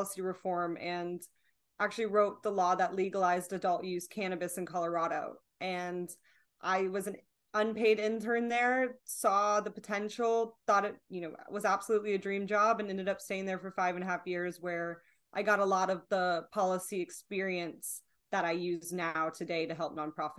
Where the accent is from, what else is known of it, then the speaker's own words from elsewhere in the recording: Bangkok, Thailand; born there; So I was born overseas in Bangkok, Thailand.